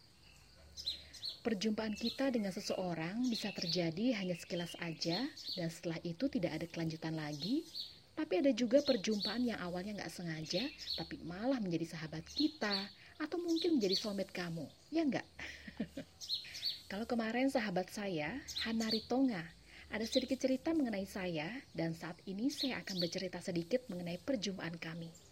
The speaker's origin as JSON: {"language": "Indonesian", "region": "Java", "country": "Indonesia", "said": "saya orang Jawa"}